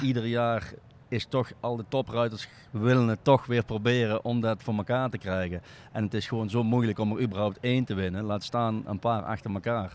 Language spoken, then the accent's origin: Dutch; North Brabant, Netherlands; We komen uit Brabant